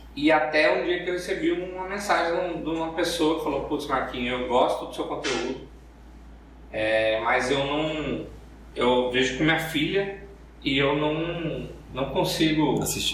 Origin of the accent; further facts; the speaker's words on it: Cuiabá, Mato Grosso, Brazil; accent: cuiabano; tenho sotaque cuiabano, mas não é tão apertado quanto nos vídeos